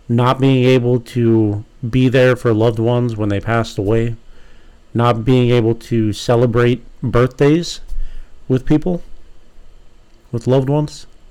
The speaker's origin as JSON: {"language": "English", "town": "San Diego", "region": "California", "country": "United States", "tie": "born or raised there", "said": "as someone that was born and raised in California"}